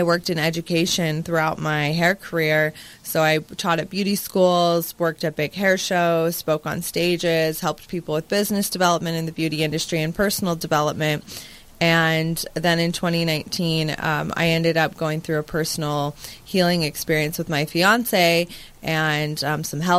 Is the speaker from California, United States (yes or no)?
no; Las Vegas, Nevada, United States; I grew up in Vegas